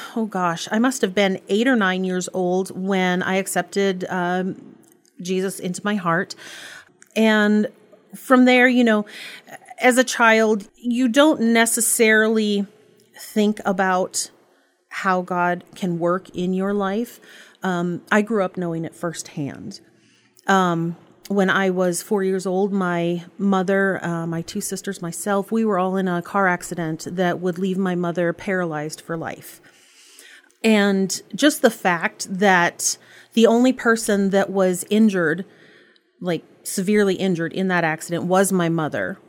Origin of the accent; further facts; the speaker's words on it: Bagley, United States; I grew up in Bagley